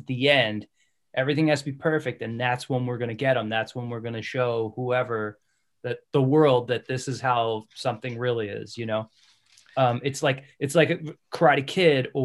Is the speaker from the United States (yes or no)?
yes; Philadelphia, Pennsylvania, United States; I grew up in Philly.